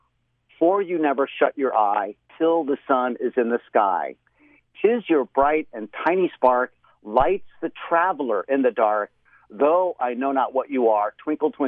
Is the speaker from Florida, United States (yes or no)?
yes; Florida, United States; I remember when I was a kid, living in Florida, growing up in Florida in my early childhood years